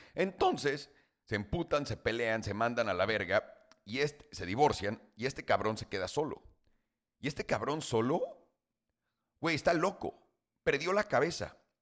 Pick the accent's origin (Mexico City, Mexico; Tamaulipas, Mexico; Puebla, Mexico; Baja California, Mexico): Mexico City, Mexico; moved away; yo nací, crecí en la Ciudad de México, para que todo el mundo sepa, hasta los 18 años